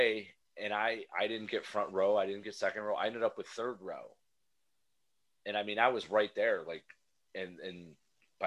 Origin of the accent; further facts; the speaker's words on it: New York, United States; I'm from New York